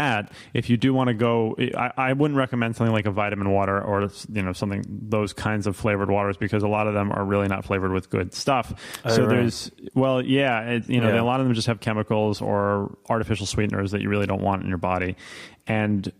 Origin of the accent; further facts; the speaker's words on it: New York City, New York, United States; moved away; also born or lived in Philadelphia; I grew up in New York City, and tap water was actually always really delicious, but I've also spent time living in Philadelphia and upstate New York